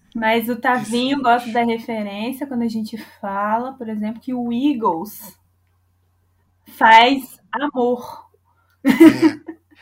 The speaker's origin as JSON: {"language": "Portuguese", "country": "Brazil", "said": "eu sou muito brasileira"}